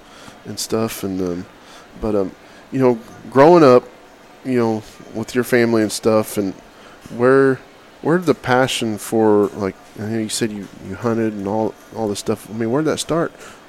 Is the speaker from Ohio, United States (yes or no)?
no; Oklahoma, United States; now in Texas, United States; I'm from Oklahoma originally. And I guess I got there as fast as I could. It was when I was a kid.